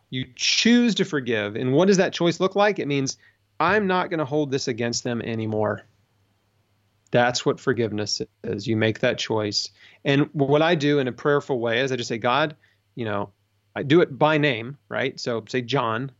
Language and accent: English; United States; I grew up in America.